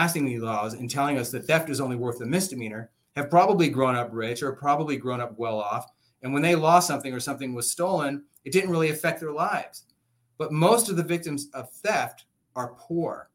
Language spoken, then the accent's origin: English; Oxnard, California, United States; I grew up poor in Oxnard. I'm actually from this county. I grew up here